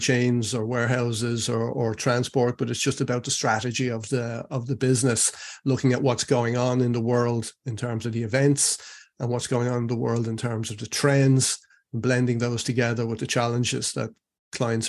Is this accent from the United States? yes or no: no; Ireland; moved away as an adult; also born or lived in Spain; I live in Ireland now, and I'm come from Ireland